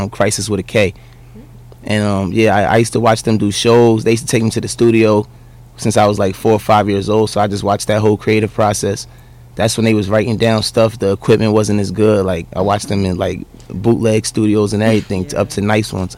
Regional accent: New Brunswick, New Jersey, United States; I'm from New Brunswick, New Jersey

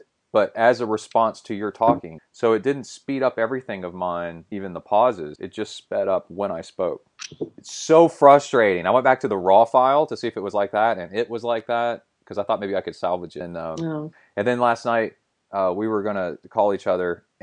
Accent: United States; moved away; also born or lived in Houston, Texas; I grew up in East Tennessee, Alabama, Northern Alabama

